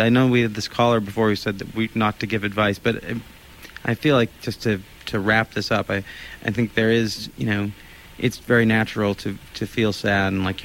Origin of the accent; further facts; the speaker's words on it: Olympia, Washington, United States; growing up in Olympia. And I did grow up in Olympia